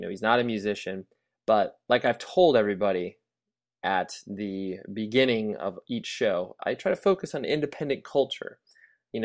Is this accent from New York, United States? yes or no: no; Kalamazoo, Michigan, United States; I came from Kalamazoo, Michigan.